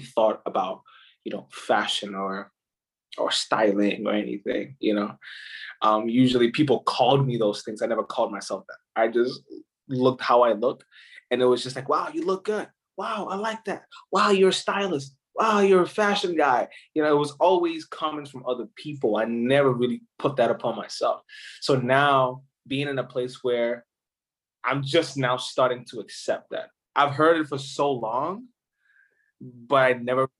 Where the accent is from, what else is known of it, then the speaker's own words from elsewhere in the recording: Ghana; moved away; I'm actually from Ghana, West Africa.